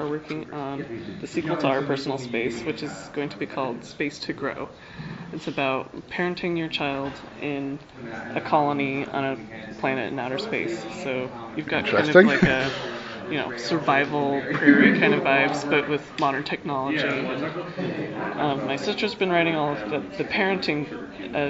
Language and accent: English; United States; I'm from California, Utah